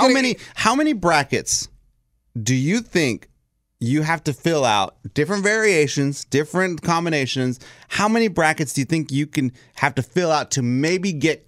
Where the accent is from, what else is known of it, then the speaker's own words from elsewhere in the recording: Texas, United States; now in Nashville, United States; I'm from Texas. I live in Nashville. And I work in Nashville.